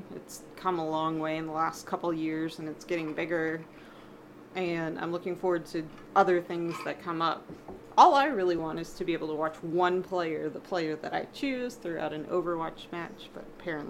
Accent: United States; I'm from America, land of all that stuff.

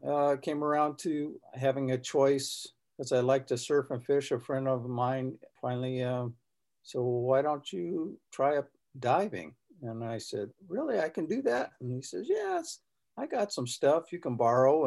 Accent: Southern California, United States; now in Northern California, United States; I grew up here in California, Southern California, and then finally I'm a transplant and came up to Northern California

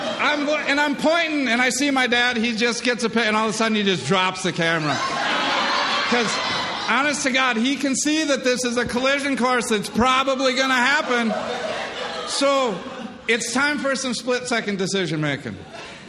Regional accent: Michigan, United States; I was born and raised in Michigan

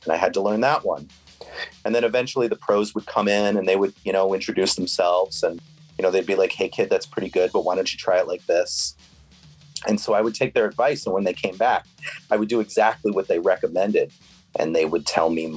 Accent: Rhode Island, United States; moved away as an adult; also born or lived in Denver, Colorado / Los Angeles; I grew up in Rhode Island.

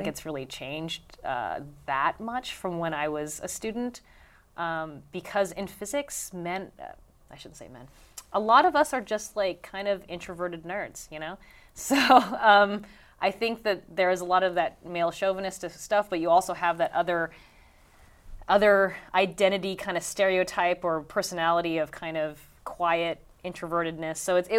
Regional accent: Linden, New Jersey, United States; For me, growing up in Linden, I felt there was way more racism than there was sexism.

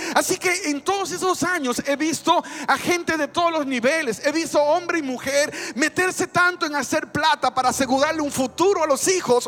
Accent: Dominican Republic; moved away; En mi país se mezcló mucho el cristianismo con el paganismo y de hecho en República Dominicana tenemos

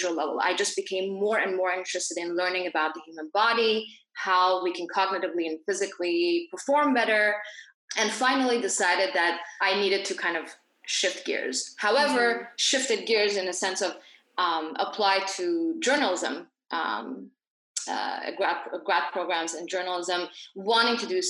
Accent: Dubai, United Arab Emirates; also born or lived in Iran / Geneva, Switzerland; I grew up in Dubai, but I'm originally from Iran, so I was born there

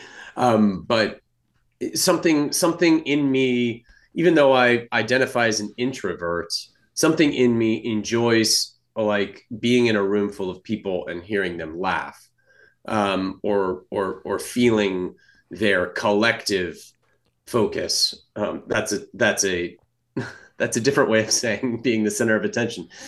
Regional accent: California, United States; I grew up in California

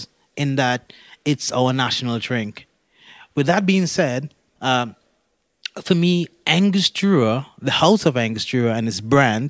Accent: Trinidad & Tobago; I'm from the islands. I'm from Trinidad and Tobago, and I work at the distillery

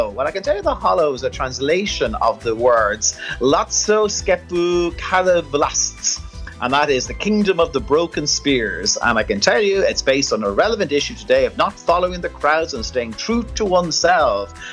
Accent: Dublin, Leinster, Ireland; which is right here in my hometown.

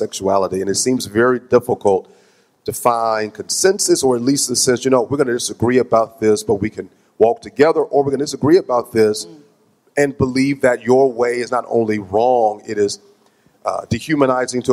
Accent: Jackson, Mississippi, United States; moved away; my hometown of Jackson, Mississippi

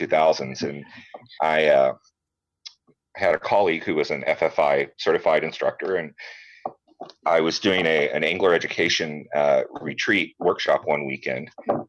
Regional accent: Rockport, Texas, United States; born or raised there; now in Georgetown, United States

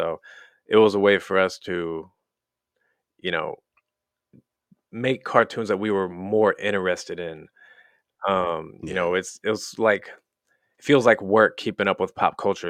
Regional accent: Wellsville, Missouri, United States; now in California, United States; Tiny town, middle of nowhere in the Midwest. We grew up in Wellsville, Missouri.

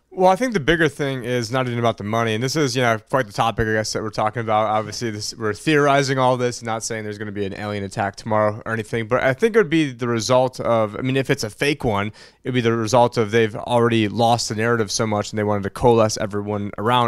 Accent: United States; as an American

